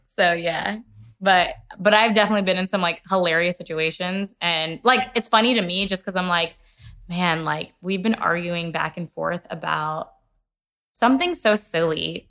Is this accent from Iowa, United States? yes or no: no; Kentucky, United States; I'm from Kentucky as well